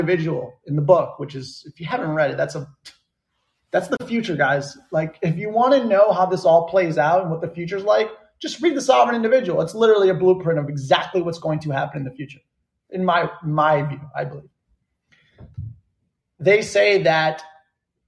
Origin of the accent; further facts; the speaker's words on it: United States; also born or lived in Bermuda; America because that's where I grew up. That's where I'm from